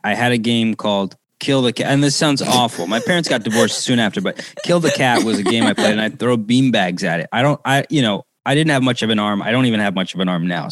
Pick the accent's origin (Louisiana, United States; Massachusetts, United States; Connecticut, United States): Connecticut, United States; New Haven; grew up in New Haven, Connecticut, gun blazing New Haven